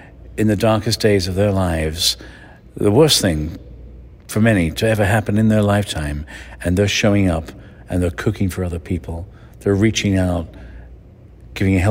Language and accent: English; England, United Kingdom; moved away; I grew up in England with spam